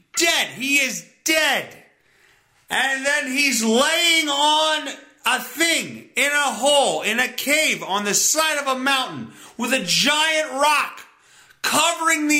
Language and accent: English; Pennsylvania, United States; my home state of Pennsylvania